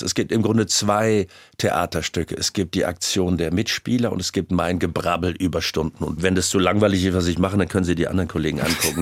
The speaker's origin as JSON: {"language": "German", "region": "Rhineland", "country": "Germany", "said": "Ich bin ja auch Rheinländer"}